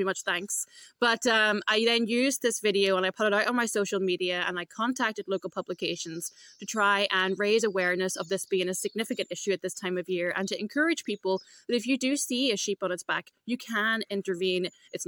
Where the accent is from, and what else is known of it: Derry, Northern Ireland, United Kingdom